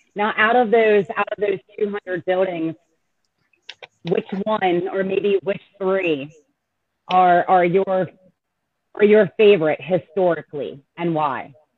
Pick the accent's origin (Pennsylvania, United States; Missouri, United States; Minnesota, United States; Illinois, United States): Pennsylvania, United States; we're both from Pennsylvania and that area